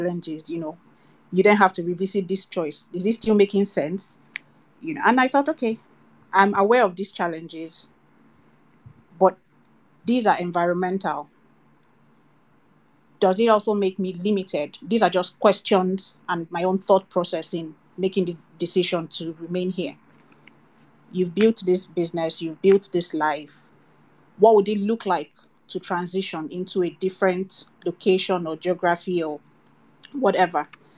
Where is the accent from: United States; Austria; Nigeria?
Nigeria; also born or lived in United Kingdom; I grew up in Nigeria and then eventually went abroad to school in my adult years